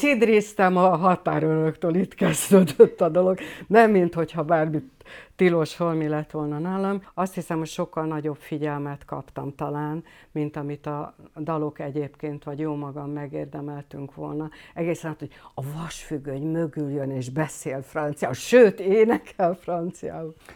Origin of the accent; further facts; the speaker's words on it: Hungary; ide vagyok nőve ehhez a dologhoz. Tehát egyrészt, a, eh, egyrészt az anyanyelvemhez